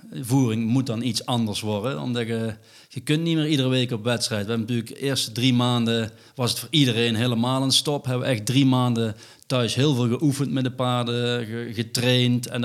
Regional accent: North Brabant, Netherlands; voor ons als Brabanders

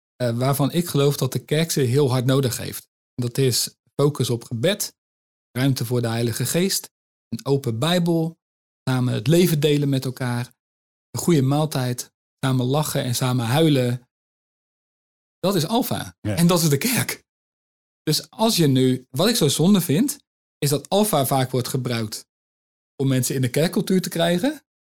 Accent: Netherlands; als Nederlanders

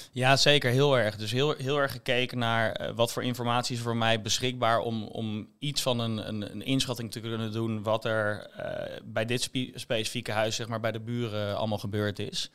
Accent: Rotterdam, South Holland, Netherlands; moved away as an adult; now in Amsterdam, Netherlands; als Rotterdammer zijnde

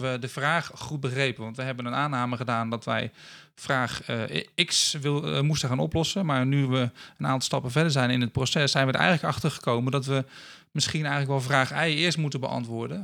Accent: Rotterdam, South Holland, Netherlands; moved away as an adult; also born or lived in Assen / Leeuwarden; now in Friesland, Netherlands; ik ben eh, geboren in Assen. Maar ik ben getogen in Rotterdam. Ehm, dus ik ben een eh, Rotterdammer die eh, verdwaald is geraakt in, in het mooie Friesland.

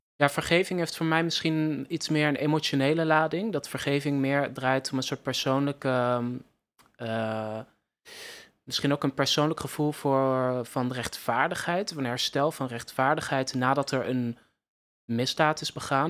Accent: Netherlands; als Nederlanders

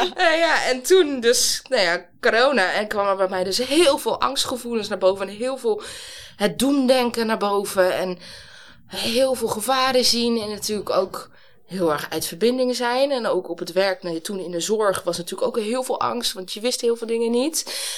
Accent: Amsterdam, North Holland, Netherlands; ik ben zelf opgegroeid in Amsterdam-Noord

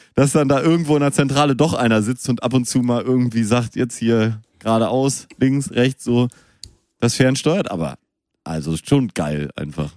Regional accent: Münster, North Rhine-Westphalia, Germany; moved away; Ich bin noch in Münster ja. geboren

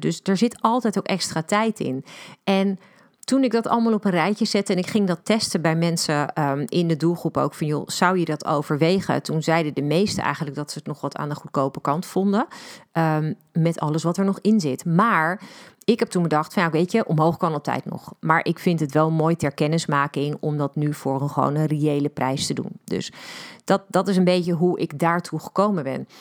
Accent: Netherlands; wij als Nederlanders

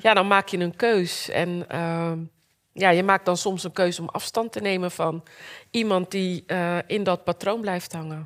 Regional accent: Rotterdam, South Holland, Netherlands; Ik kwam uit Rotterdam

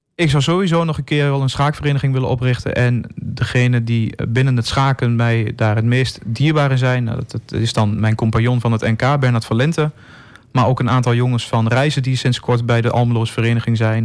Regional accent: Enschede, Overijssel, Netherlands; moved away as an adult; Ik ben ook geboren in Enschede. Heb er twintig jaar gewoond.

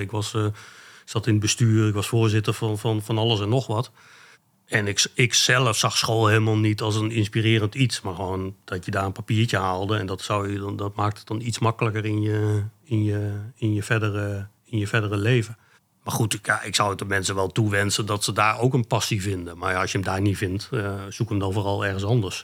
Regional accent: Achterhoek, Gelderland, Netherlands; moved away as an adult; now in Arnhem, Netherlands; mijn roots liggen in de Achterhoek. Daar ben ik geboren en getogen

